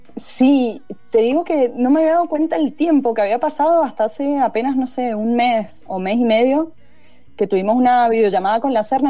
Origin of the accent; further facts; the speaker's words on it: Mendoza, Argentina; Yo soy de la calle Godoy Cruz, eh, crecí en Godoy Cruz entre Patricia y Mitre